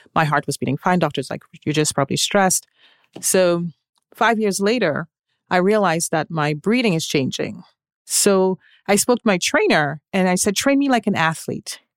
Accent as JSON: {"language": "English", "country": "Trinidad & Tobago", "moved": "yes", "said": "I am originally from Trinidad and Tobago"}